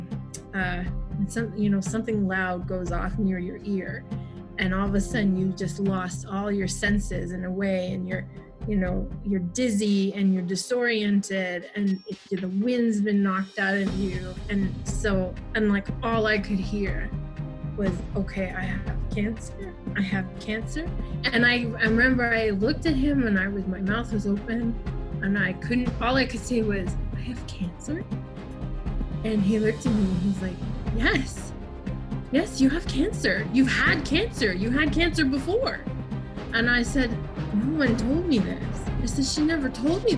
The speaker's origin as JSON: {"language": "English", "town": "Toronto", "region": "Ontario", "country": "Canada", "tie": "born or raised there", "said": "I was born in Toronto at St. Mike's, and I grew up in Toronto in Queen West neighborhood in the 80s"}